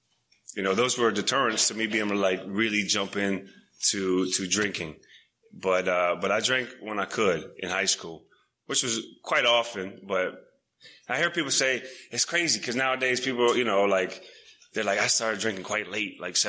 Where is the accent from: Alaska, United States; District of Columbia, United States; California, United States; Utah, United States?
District of Columbia, United States; Washington; also born or lived in Montana; I moved to D.C. when I was 6 years old